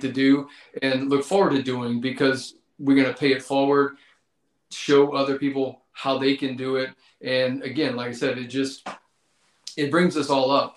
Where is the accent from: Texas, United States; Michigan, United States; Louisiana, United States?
Louisiana, United States; Mowata; I grew up in Mowatta, Louisiana. So again, South Louisiana